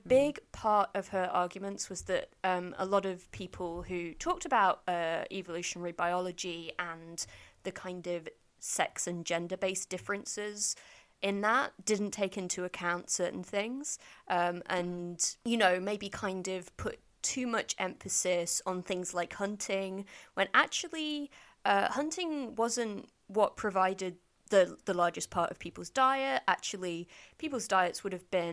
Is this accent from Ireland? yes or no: yes; Ireland; I'm Irish